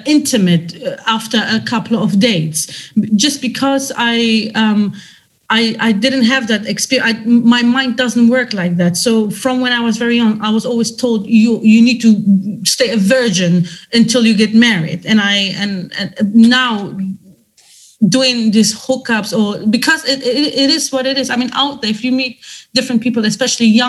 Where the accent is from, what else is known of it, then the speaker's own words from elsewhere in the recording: Germany; I come from a different culture. Although I was raised in Germany